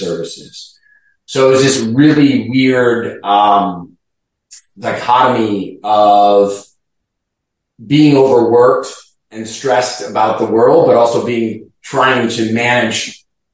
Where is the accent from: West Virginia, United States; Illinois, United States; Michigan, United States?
Illinois, United States; Chicago; also born or lived in Cincinnati, Ohio / Tampa, Florida; now in St. Petersburg, United States; I'm originally from Chicago